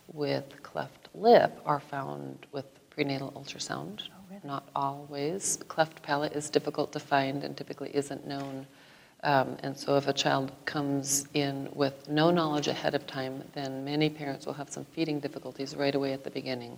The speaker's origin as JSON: {"language": "English", "region": "Iowa", "country": "United States", "tie": "born or raised there", "said": "I was born here in Iowa."}